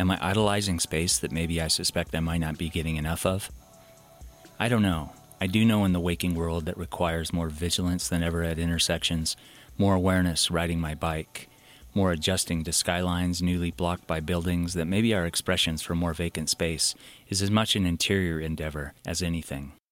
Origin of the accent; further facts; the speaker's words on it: Canyon County, Idaho, United States; Beautiful places I caught in slivers growing up in Canyon County